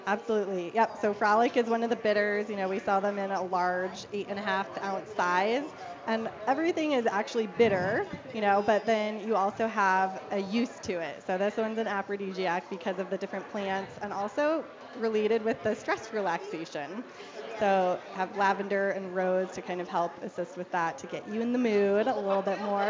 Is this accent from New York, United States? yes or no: no; Denver, Colorado, United States; also born or lived in Littleton; I grew up here in Denver